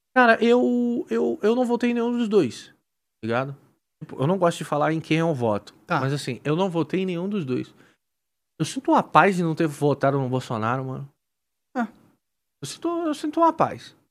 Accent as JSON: {"language": "Portuguese", "country": "Brazil", "said": "sendo brasileiro"}